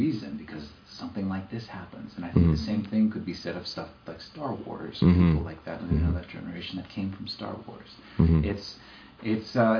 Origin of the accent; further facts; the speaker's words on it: the South, United States; I'm from the South